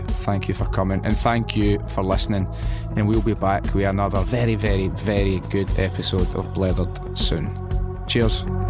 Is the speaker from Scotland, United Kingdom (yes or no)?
yes; Scotland, United Kingdom; also born or lived in England / Spain; I am Scottish